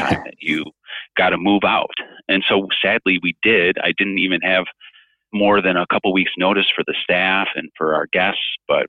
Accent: Chicago, Illinois, United States; also born or lived in East Coast; I'm a kind of a Chicago boy. I mean, I was born on the East Coast, and then my parents moved me all over the place. But by the time I was like in junior high, we settled in the Chicago area.

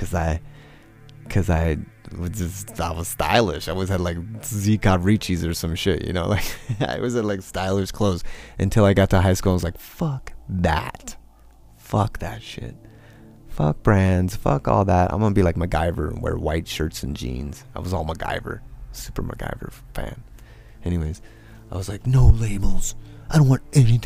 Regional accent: Rancho Cucamonga, California, United States; also born or lived in East Los Angeles / Ellicott City, Maryland; I grew up in Rancho Cucamonga

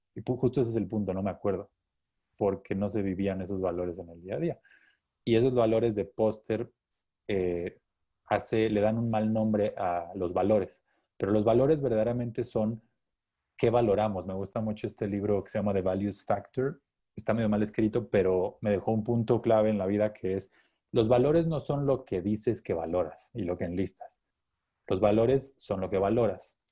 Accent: Chiapas, Mexico; ingeniero físico, chiapaneco

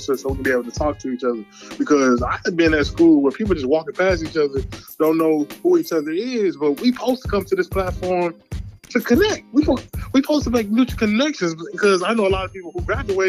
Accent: Houston, Texas, United States; I was born in Houston, Texas

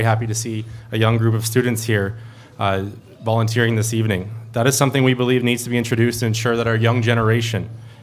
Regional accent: Timmins, Ontario, Canada; I was born and raised here in Timmins.

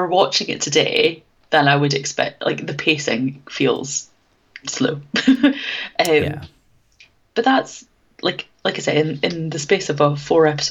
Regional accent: United Kingdom; being British

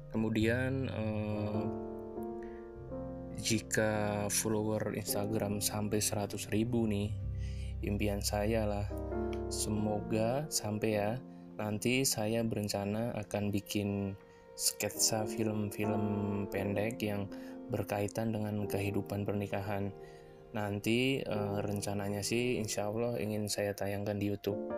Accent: Central Java, Indonesia; Aku asli Jawa Tengah tapi aku tidak akan menyebutkan dari mana asalku lebih spesifik.

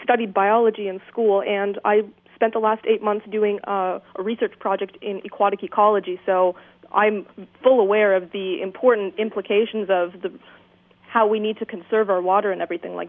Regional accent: Cambridge, Ontario, Canada; I'm from Cambridge, Ontario, which is about, for your listeners that don't know, 1 hour west of Toronto.

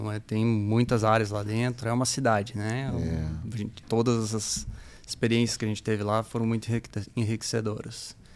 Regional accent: Pato Branco, Paraná, Brazil; cresci em Pato Branco. Pato, Pato Branco. Branco, interior do Paraná.

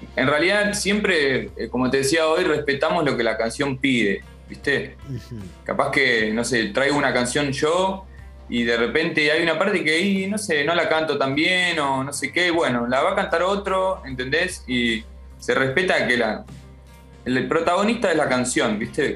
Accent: La Pampa, Argentina; Somos de, somos de La Pampa nosotros

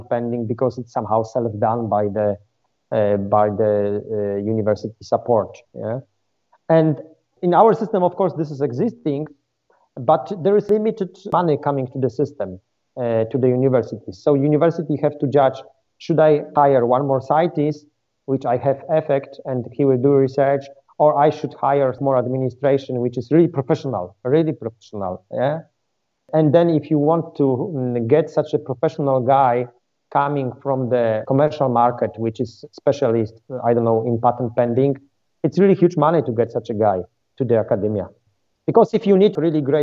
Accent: Poland; also born or lived in Germany; I was coming from Poland

